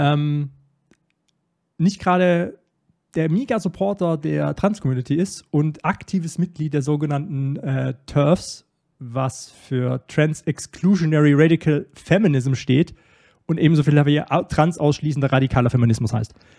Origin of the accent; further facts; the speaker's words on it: Starnberg, Bavaria, Germany; ich wurde in einem noblen Vorort von München. in Starnberg, wo ich, wo ich groß geworden bin.